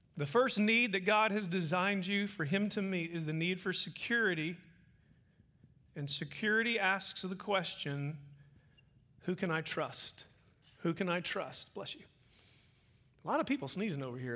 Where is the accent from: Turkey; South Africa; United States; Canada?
United States; Oklahoma; moved away as an adult; now in Midland, United States; I'm from Midland, Texas. Um, wasn't born and bred there. I was actually uh, raised in Oklahoma